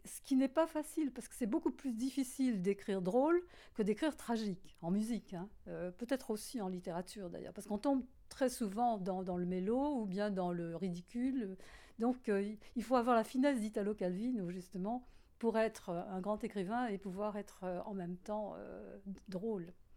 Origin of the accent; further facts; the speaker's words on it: France; accent: French; mon accent français